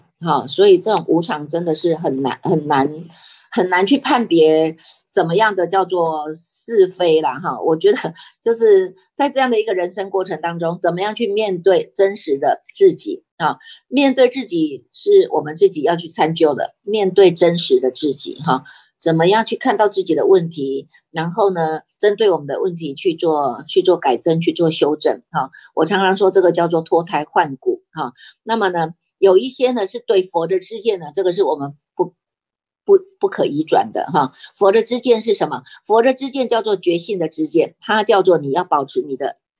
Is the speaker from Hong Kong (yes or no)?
no; Taiwan; 我们台湾人还真的是很守法哈